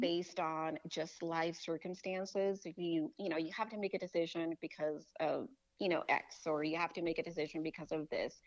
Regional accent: Tijuana, Baja California, Mexico; born or raised there; moved away as an adult; also born or lived in Los Angeles, California, United States; now in Texas, United States

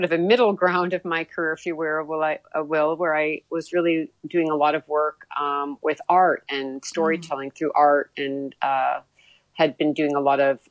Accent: Mendocino, California, United States; the area where I grew up was in Mendocino County, in the town of Mendocino on the coast of California

